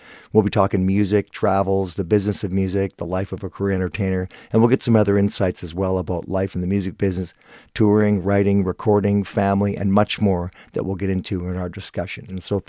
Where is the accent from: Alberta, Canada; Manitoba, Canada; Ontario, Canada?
Ontario, Canada; Guelph; moved away; I'm from Guelph originally, so I had lots of family around there. Still do.